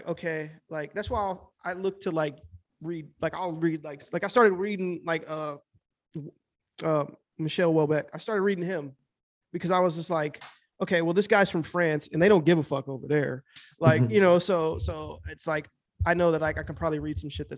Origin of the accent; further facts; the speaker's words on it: Midwest, United States; also born or lived in Los Angeles; I'm from the Midwest.